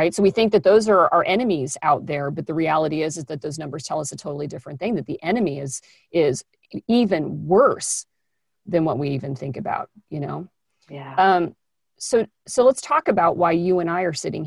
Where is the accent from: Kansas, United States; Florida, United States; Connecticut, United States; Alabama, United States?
Kansas, United States; I'm from Kansas